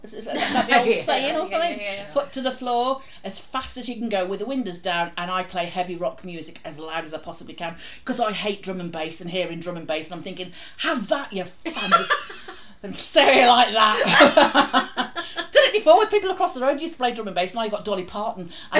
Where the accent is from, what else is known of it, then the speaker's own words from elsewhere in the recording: Newcastle upon Tyne, North East England, United Kingdom; accent: Geordie; I say it because I'm a Geordie